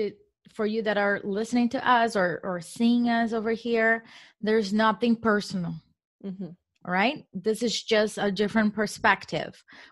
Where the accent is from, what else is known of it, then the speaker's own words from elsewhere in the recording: Brazil; English is a second language; I am a woman. I am from Brazil. I don't speak English, as English is not my first language. So I make a lot of mistakes.